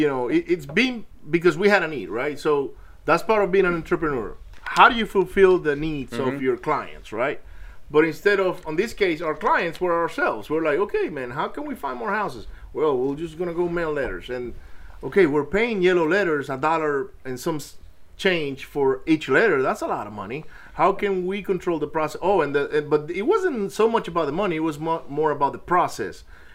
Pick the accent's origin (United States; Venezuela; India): Venezuela; Maracaibo, Zulia; And we didn't have the problems you guys did in Venezuela, because I grew up in Maracaibo.